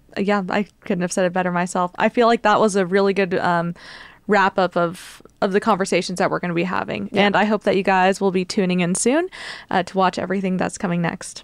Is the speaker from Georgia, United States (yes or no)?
no; Rio Grande Valley, Texas, United States; now in Austin, United States; I'm very Texan. I was born here in Austin, uh, was mostly raised though in the Rio Grande Valley